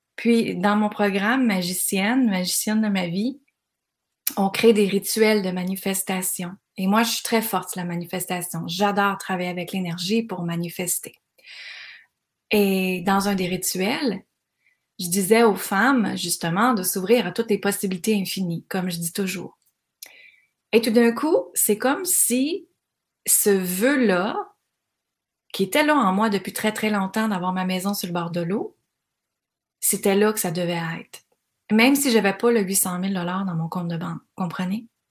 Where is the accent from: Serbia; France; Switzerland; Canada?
Canada; Granby, Quebec; dans ma région, moi je viens de Granby